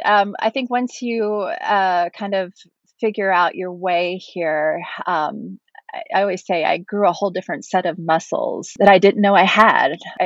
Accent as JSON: {"language": "English", "town": "Washington", "region": "District of Columbia", "country": "United States", "tie": "born or raised there", "also_born_or_lived": "East Tennessee / Wisconsin / South Carolina / Utah", "moved": "as an adult", "lives_now": "Erlangen, Germany", "said": "I am originally from the Washington, D.C. area, although I was also raised in East Tennessee. I've lived in Wisconsin. I've lived in South Carolina. We've lived in Utah. And then I also went back to Maryland between my two stints in Germany."}